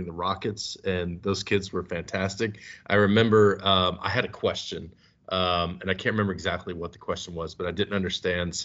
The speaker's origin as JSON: {"language": "English", "region": "Kentucky", "country": "United States", "moved": "as an adult", "lives_now": "Omaha, United States", "said": "I'm from Kentucky."}